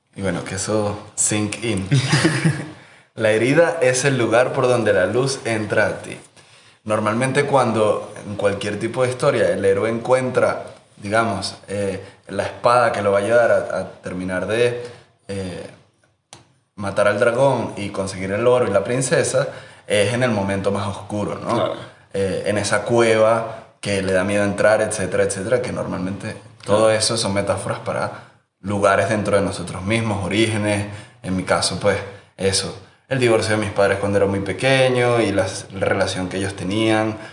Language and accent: Spanish; Margarita Island, Nueva Esparta, Venezuela; Yo me crié en Margarita